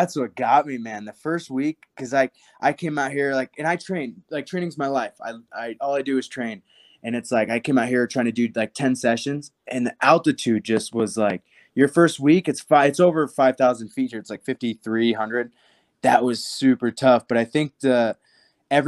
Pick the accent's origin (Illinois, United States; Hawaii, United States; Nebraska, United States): Nebraska, United States; I'm from Nebraska.